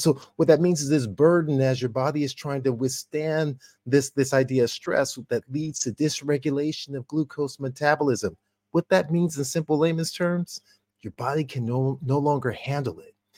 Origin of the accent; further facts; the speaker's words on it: California, United States; University of, uh, California, uh, my home state